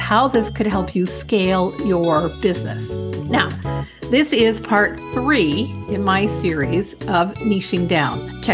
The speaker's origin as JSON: {"language": "English", "country": "Canada", "said": "I'm Canadian"}